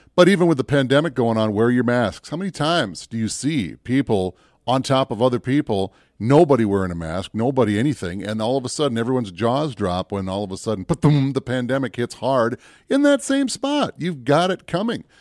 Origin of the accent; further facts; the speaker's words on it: Minneapolis, Minnesota, United States; I grew up down in the Twin Cities